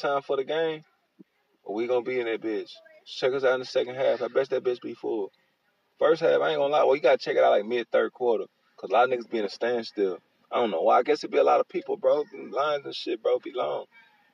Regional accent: Houston, Texas, United States; I'm from Houston

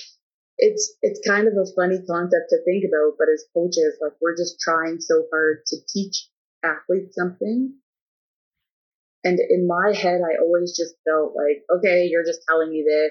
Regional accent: Drayton, Ontario, Canada; moved away as an adult; also born or lived in Waterloo / Alberta; where I come from, people are not coaches, so there was no real example of how to be a professional coach in Drayton

